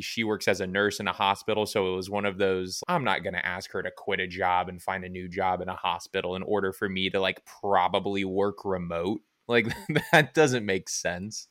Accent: Cincinnati, Ohio, United States; moved away as an adult; now in Indianapolis, United States; I will be moving back to where I came from, which is the Queen City, Cincinnati, Ohio

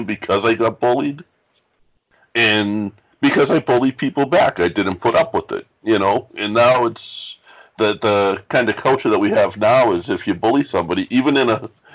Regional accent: Boston, Massachusetts, United States; As a kid, like, I grew up in Boston

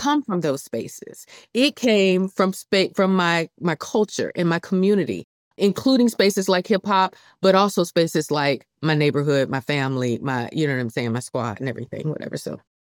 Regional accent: Columbia, South Carolina, United States; moved away as an adult; here in, in Columbia, South Carolina, where I work at the University of South Carolina, this is my hometown.

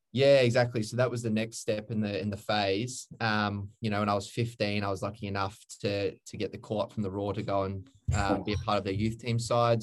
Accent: Redland City, Queensland, Australia; also born or lived in Brisbane; I grew up in Queensland.

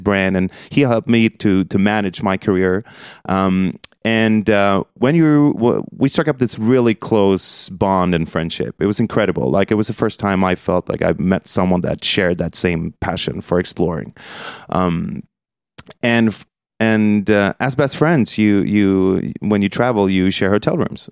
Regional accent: Stockholm, Stockholm County, Sweden; also born or lived in New York City / London; predominantly in Stockholm

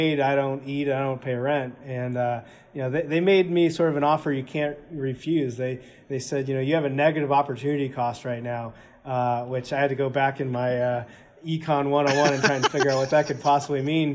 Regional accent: Southern California, United States; I grew up in Southern California

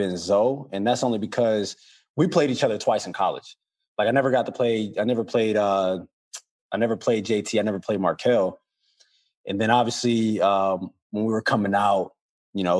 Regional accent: New Orleans, Louisiana, United States; I'm from New Orleans

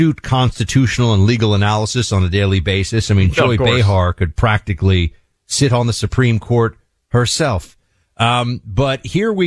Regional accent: New York, United States; the town that I grew up in New York hearing of as Louisville

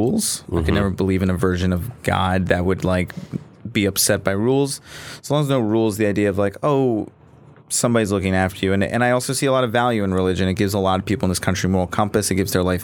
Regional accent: Virginia, United States; I grew up Jewish in Virginia

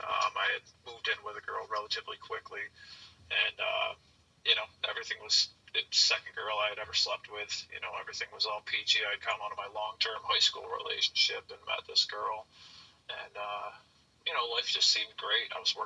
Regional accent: New York, United States; I'm from New York. I was in North Carolina for like 4 months.

